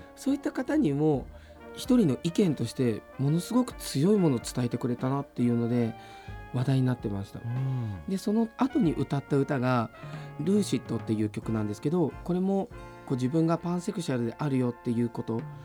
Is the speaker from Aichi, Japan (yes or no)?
yes; Nagoya, Aichi, Japan; 生まれも育ちも名古屋